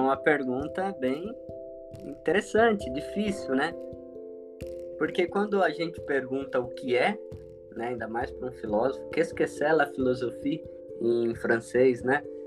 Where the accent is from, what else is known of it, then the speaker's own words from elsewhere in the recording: São Vicente, São Paulo, Brazil; now in Toledo, Brazil; Sou natural de São Vicente, litoral de São Paulo